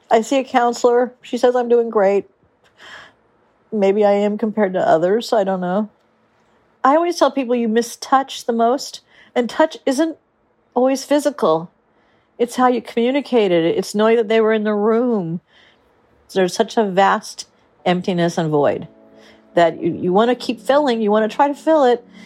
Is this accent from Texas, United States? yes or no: no; Huntington Beach, California, United States; I'm from Huntington Beach, California, and I'm lonely.